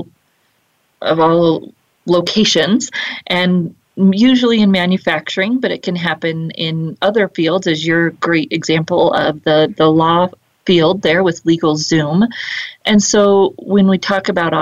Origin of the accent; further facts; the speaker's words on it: Fort Collins, Colorado, United States; here in my hometown of Fort Collins, Colorado, where I'm coming to you from